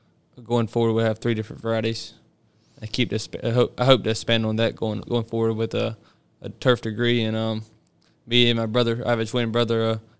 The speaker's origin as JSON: {"language": "English", "town": "Green Sea", "region": "South Carolina", "country": "United States", "tie": "born or raised there", "said": "I'm from Green Sea, South Carolina. I grew up on a turf farm."}